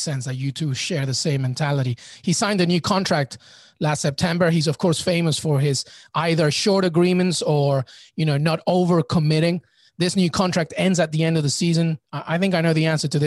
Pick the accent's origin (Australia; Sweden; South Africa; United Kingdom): United Kingdom; England; now in United States; I grew up in England and I'm in the US